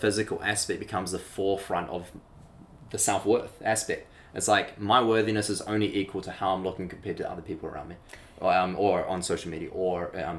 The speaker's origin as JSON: {"language": "English", "region": "Auckland", "country": "New Zealand", "tie": "born or raised there", "also_born_or_lived": "Melbourne", "moved": "yes", "said": "So I'm with her now in Auckland of New Zealand, back in my hometown."}